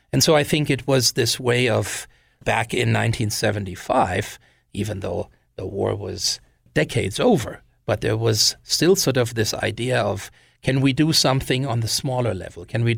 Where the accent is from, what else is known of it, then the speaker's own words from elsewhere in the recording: Wiesbaden, Hesse, Germany; when I was growing up in Germany, and the fact that when I was 8, the city that I lived in, Nauroth, which is part of the larger city of Wiesbaden, in 1975 twinned with a French city.